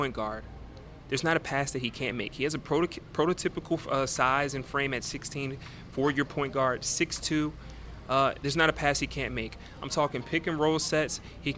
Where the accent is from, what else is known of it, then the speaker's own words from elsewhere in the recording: United States; I'm super American